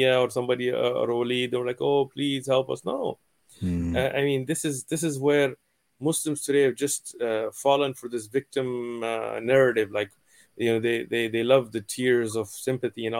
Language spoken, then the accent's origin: English; San Diego, California, United States; I'm here in San Diego. I'm raised in San Diego. I'm from San Diego